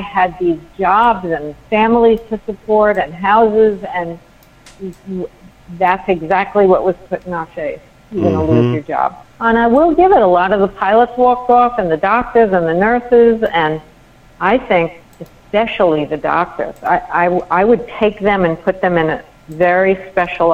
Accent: New York, United States; I'm a New Yorker

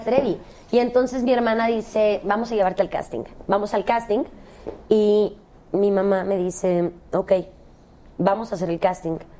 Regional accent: Cancún, Quintana Roo, Mexico; moved away; also born or lived in Guadalajara; Yo nací en Guadalajara, crecí en Cancún, pero nací en Guadalajara.

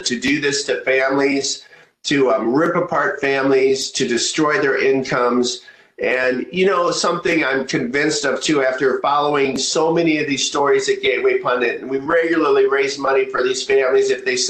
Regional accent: Iowa, United States; I grew up in Iowa, beautiful place to, you know, raise a family. It's so innocent and quiet and beautiful, beautiful sunsets, beautiful skies. It's a lovely place to grow up.

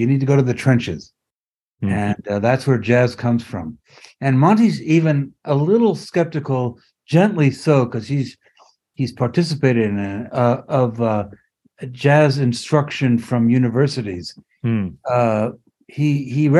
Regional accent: France; moved away; I grew up in France.

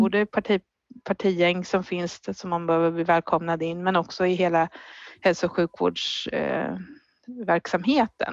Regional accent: Finspång, Östergötland, Sweden; Jag är född på BB där

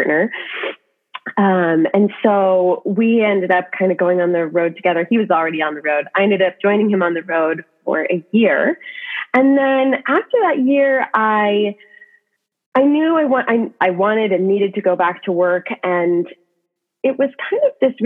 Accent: Washington, United States; I was actually from Washington originally.

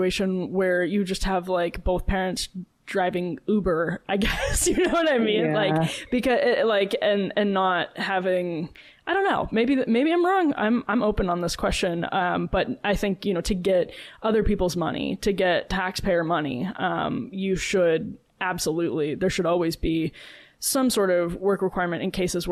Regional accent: Wisconsin, United States; moved away; Madeline and I grew up in Texas and Wisconsin

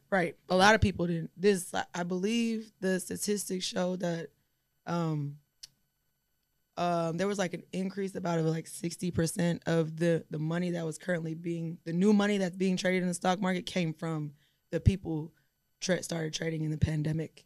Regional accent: Houston, Texas, United States; I'm also from Houston

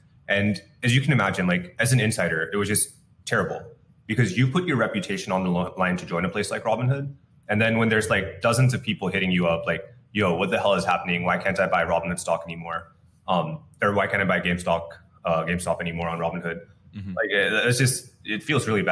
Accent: Bay Area, California, United States; I grew up in the Bay Area

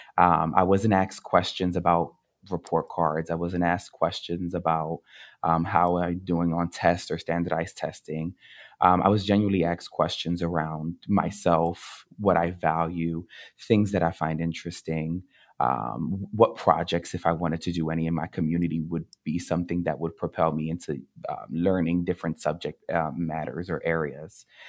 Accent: Camden, New Jersey, United States; I grew up in Camden, New Jersey

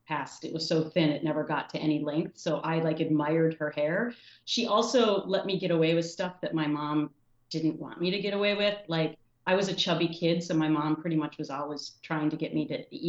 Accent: Anoka, Minnesota, United States; moved away; It's about 14 miles north of Minneapolis. But when I was growing up there, it was definitely more rural than it is today. I grew up on the Mississippi River

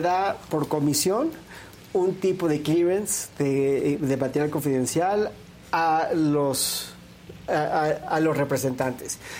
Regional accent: Mexico; como ciudadanos mexicanos

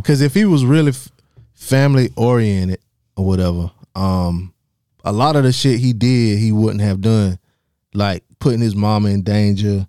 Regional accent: South Carolina, United States; I'm from South Carolina too

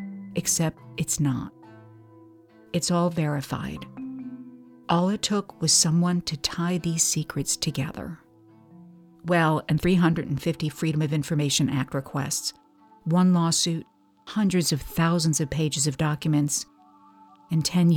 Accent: St. Louis, Missouri, United States; All of it forged in the peculiar crucible of my hometown, St. Louis.

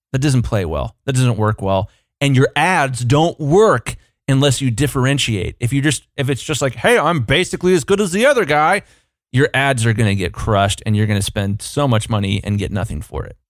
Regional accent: United States; as an American consumer

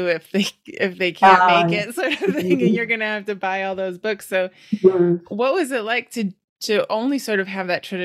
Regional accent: Wisconsin, United States; also born or lived in Europe; now in East Coast, United States; I'm on the East Coast now, but I grew up in Wisconsin

